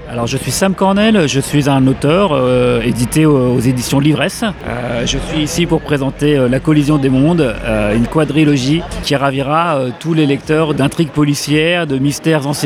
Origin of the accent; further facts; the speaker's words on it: La Louvière, Wallonia, Belgium; je suis de La Louvière